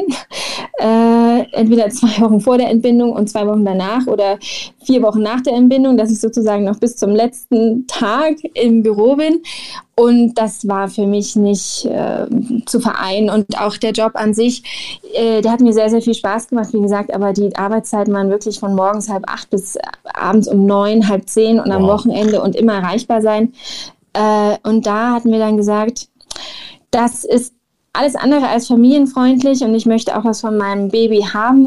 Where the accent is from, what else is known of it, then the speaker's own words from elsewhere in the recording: Germany; moved away as an adult; now in Mexico; ich bin Deutsche